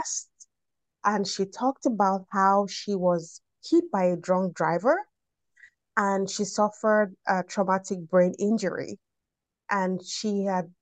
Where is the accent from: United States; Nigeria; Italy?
Nigeria; I'm from Nigeria